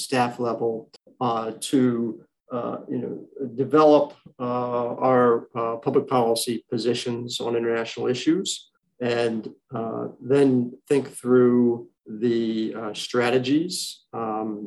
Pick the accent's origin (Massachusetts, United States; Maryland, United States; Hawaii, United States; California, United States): Maryland, United States; D.C., Maryland suburbs of Washington, United States; also born or lived in Pennsylvania; I was born and raised here in the Washington, D.C. region, specifically in the Maryland suburbs